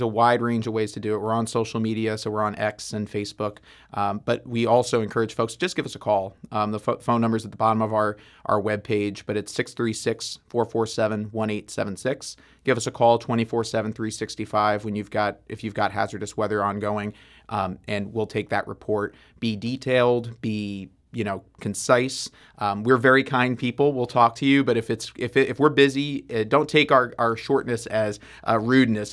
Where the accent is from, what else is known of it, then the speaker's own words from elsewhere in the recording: New York, United States; now in St. Louis, United States; I was from New York